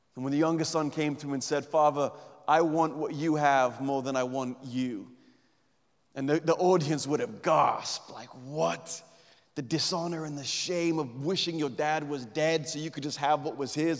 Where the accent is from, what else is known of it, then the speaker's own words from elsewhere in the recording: England, United Kingdom; we're English